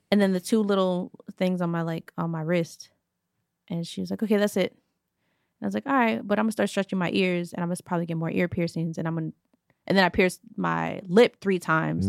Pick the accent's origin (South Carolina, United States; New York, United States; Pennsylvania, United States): New York, United States; growing up in New York